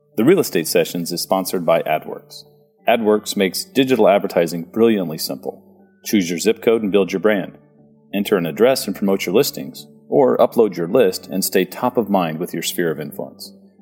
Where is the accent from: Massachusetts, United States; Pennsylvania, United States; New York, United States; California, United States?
California, United States; San Diego; moved away; I grew up in San Diego